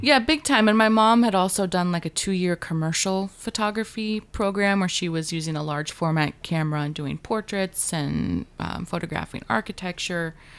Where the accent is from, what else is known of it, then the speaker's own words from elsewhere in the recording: Juneau, Alaska, United States; moved away; I grew up in Alaska's capital in Juneau